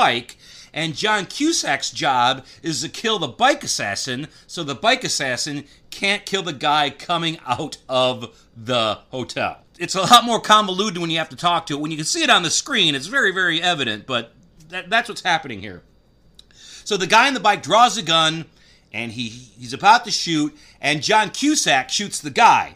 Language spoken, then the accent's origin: English; Michigan, United States; I am from Michigan, so I am familiar with Grosse Pointe